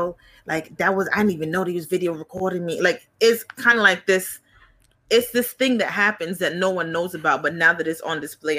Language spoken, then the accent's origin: English; New York City, New York, United States; Because growing up in Flatbush, Brooklyn